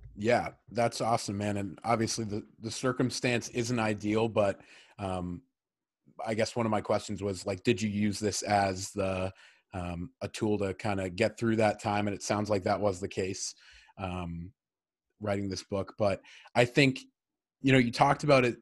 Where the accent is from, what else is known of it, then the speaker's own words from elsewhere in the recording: Medfield, Massachusetts, United States; we grew up in Medfield together